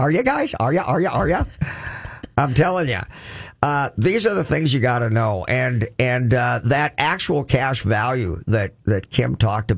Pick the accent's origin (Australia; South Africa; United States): United States; Crookston, Minnesota; I'm from Crookston, Minnesota